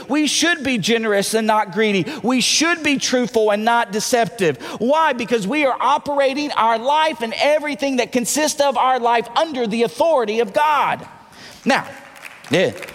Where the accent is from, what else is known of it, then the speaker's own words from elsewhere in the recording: Tennessee, United States; accent: southern; moved away; I know I don't say it right because I'm from Tennessee.